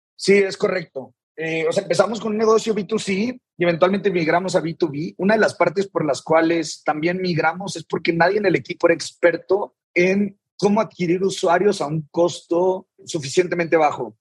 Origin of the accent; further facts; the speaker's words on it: Saltillo, Coahuila, Mexico; yo soy de Saltillo, Coahuila, digo, tuve una infancia normal